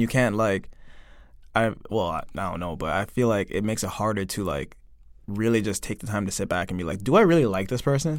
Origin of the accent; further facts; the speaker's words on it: Toronto, Ontario, Canada; moved away as an adult; now in South Korea; I'm from Toronto